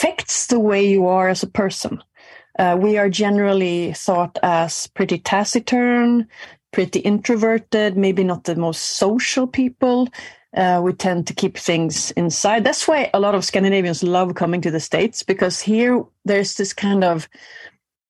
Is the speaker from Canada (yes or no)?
no; Gothenburg, Västra Götaland, Sweden; I grew up in Gothenburg in the late 80s